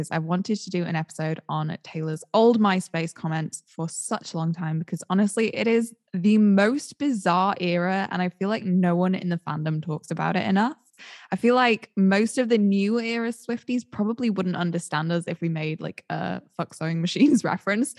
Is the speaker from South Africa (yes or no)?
no; United Kingdom; we are all British.